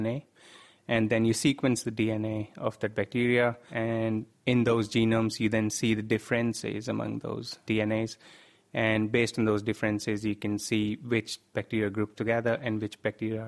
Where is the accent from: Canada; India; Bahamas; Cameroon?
India; North India; moved away as an adult; now in Cambridge, United Kingdom; although I come from North India, I've heard about cholera a lot since I was a child, and I've in fact seen a cholera outbreak in my region